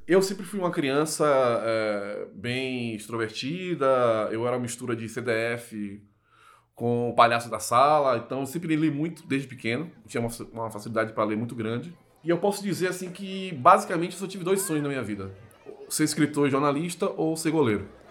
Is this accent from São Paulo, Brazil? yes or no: no; Salvador, Bahia, Brazil; eu nasci em 25 de junho de 1983 em Salvador, no Hospital Sagrada Família, que é do lado da igreja do Nosso Senhor do Bonfim. Eu fui criado no bairro de Pernambués, que é um bairro popular é, de Salvador